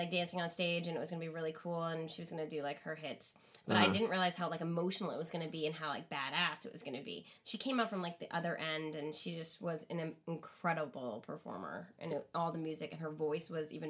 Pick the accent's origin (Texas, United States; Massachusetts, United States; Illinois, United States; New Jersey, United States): Massachusetts, United States; Boston; I'm from Boston.